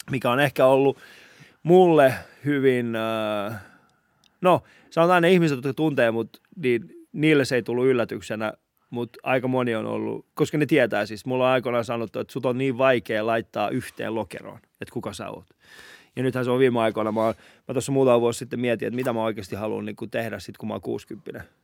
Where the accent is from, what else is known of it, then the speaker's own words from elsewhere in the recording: Helsinki, Uusimaa, Finland; Mä oon itse Kontulasta.